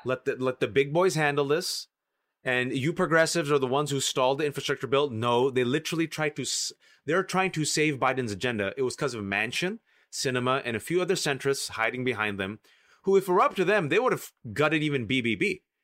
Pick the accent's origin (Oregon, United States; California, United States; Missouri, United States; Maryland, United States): California, United States; I'm from California